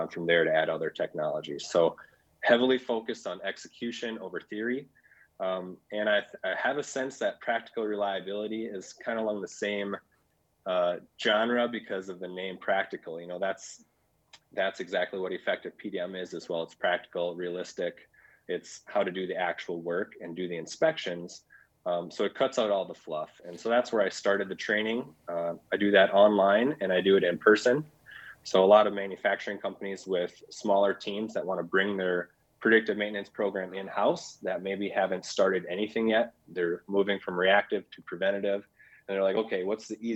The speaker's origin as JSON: {"language": "English", "region": "Minnesota", "country": "United States", "said": "from Minnesota. So I'm out here in South Central Minnesota"}